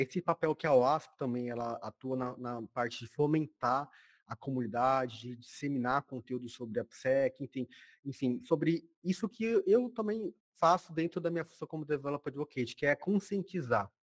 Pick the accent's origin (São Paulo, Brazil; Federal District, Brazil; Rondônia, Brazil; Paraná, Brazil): Rondônia, Brazil; eu sou de Rondônia, que é do norte